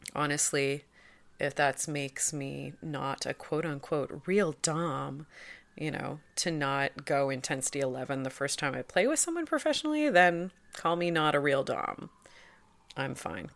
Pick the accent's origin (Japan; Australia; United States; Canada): Canada; Toronto, Ontario; I'm from Toronto.